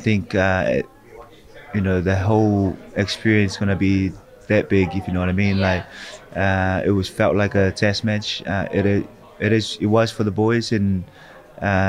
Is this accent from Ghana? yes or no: no; New Zealand; also born or lived in Tonga; as Kiwi as well